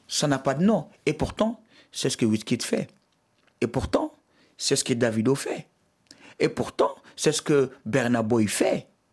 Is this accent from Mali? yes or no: yes; Mali; je suis malien, fier de l'être